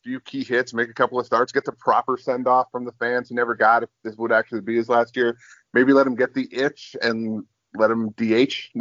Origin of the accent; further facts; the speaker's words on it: Texas, United States; moved away; I'm originally from Texas